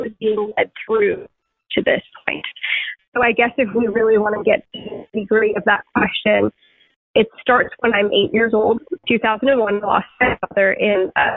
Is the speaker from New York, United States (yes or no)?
yes; Suffolk County, Long Island, New York, United States; I grew up on Long Island, Suffolk County, Long Island